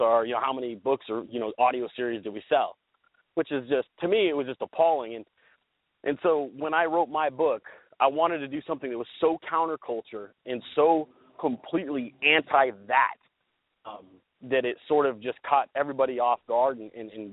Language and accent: English; Central Valley, Northern California, United States; I grew up in Northern California, in the Central Valley